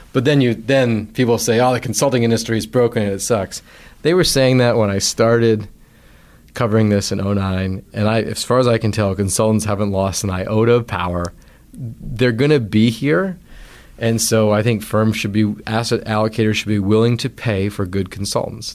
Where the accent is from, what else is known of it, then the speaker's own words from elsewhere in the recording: Vancouver Island, British Columbia, Canada; moved away as an adult; a financial advisor who I grew up knowing on Vancouver Island